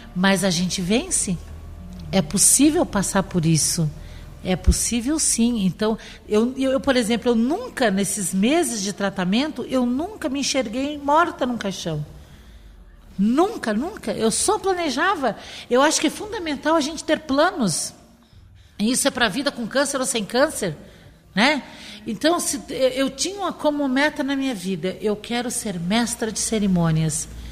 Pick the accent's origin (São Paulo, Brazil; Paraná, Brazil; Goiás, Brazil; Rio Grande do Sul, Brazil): Rio Grande do Sul, Brazil; now in Florianópolis, Brazil; Como boa gaúcha